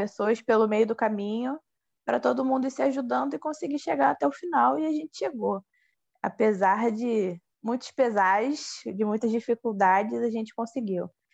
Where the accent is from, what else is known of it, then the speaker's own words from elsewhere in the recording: Nilópolis, Rio de Janeiro, Brazil; eu sou de Nilópolis, né, da Baixada Fluminense